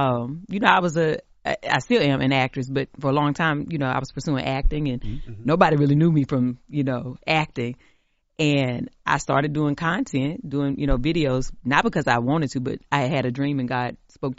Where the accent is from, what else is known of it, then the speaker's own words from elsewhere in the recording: the South, United States; We're enough just as we are, even if we're from the country, even if we're from the South.